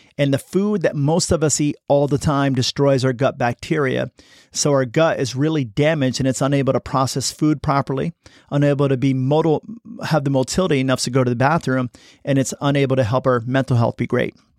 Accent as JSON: {"language": "English", "country": "United States", "said": "I'm American"}